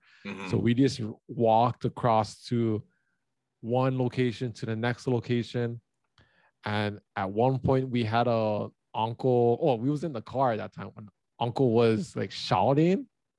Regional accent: Hawaii, United States; for someone who's been growing up in Hawaii

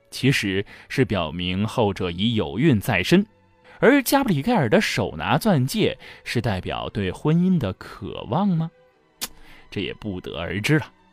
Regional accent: China; 对于我们中国人来说

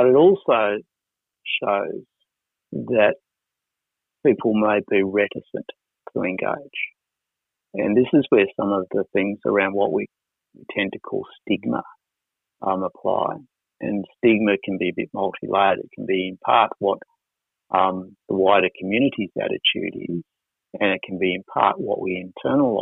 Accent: Wollongong, New South Wales, Australia; when I was a kid growing up in Wollongong

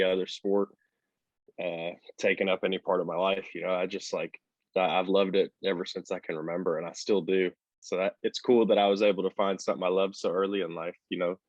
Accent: Little Rock, Arkansas, United States; now in Fayetteville, United States; So I was born and raised in Little Rock, Arkansas. I live in Fayetteville, Arkansas now.

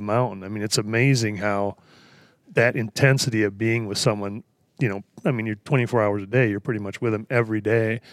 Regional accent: Wisconsin, United States; moved away; I grew up in Wisconsin, the Midwest

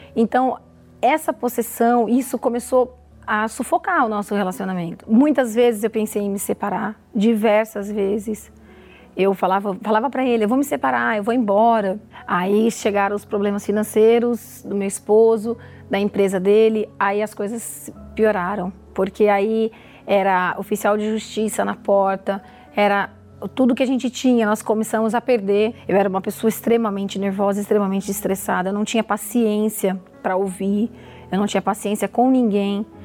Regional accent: Mogi das Cruzes, São Paulo, Brazil; eu sou de Mogi das Cruzes, sou farmacêutica

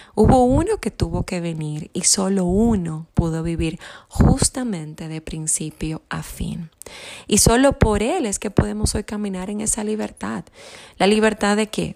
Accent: Santo Domingo, Distrito Nacional, Dominican Republic; yo soy de Santo Domingo, República Dominicana. Soy una isleña

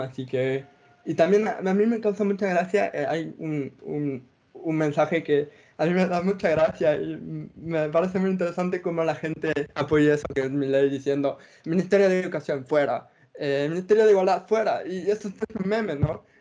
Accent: Ecuador; Nosotros somos ecuatorianos

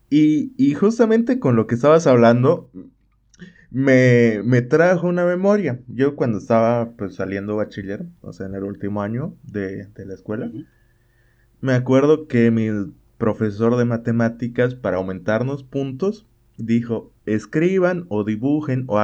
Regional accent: Bolivia; yo, yo soy de Bolivia.

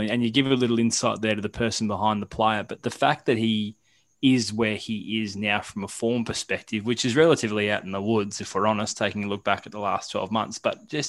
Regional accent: Australia; as Australian golf fans

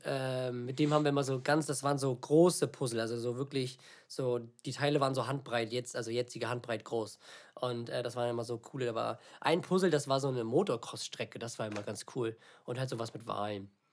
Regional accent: villages near Lübeck, Schleswig-Holstein, Germany; now in Lübeck, Germany; nicht nur von Lübeck ist, sondern aus, aus den, von den beiden Dörfern, wo ich aufgewachsen bin

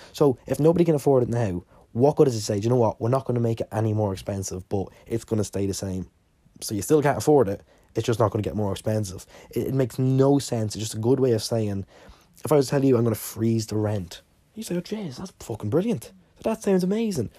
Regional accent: Ireland; I'm Irish and I live in Ireland

